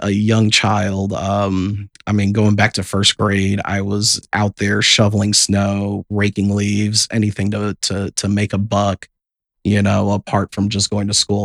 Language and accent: English; South Bend, Indiana, United States; We're all born and raised in South Bend.